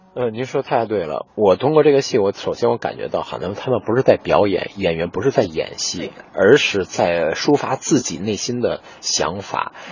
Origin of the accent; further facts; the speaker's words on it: Beijing, China; 用咱们北京话讲